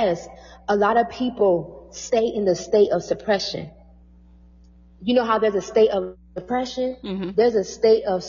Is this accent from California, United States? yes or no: no; Toledo, Ohio, United States; moved away as an adult; also born or lived in New York City; my hometown, which is Toledo